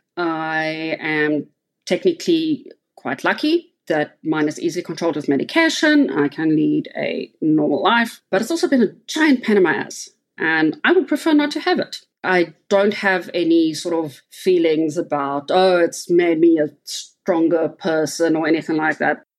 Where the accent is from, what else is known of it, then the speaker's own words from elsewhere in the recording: Cape Town, Western Cape, South Africa; now in Johannesburg, South Africa; I live in Johannesburg, South Africa. So I'm originally from Cape Town.